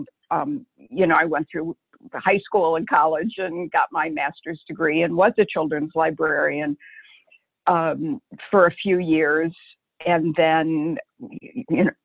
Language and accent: English; Detroit, Michigan, United States; I grew up in Detroit